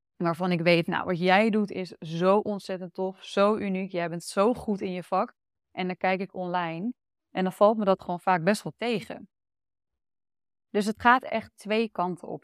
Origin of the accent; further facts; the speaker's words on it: Almere, Flevoland, Netherlands; moved away as an adult; also born or lived in Amsterdam; now in Utrecht, Netherlands; Ik kom zelf uit Almere